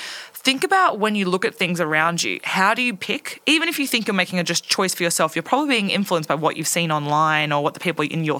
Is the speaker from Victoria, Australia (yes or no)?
no; Orange, New South Wales, Australia; I grew up in Orange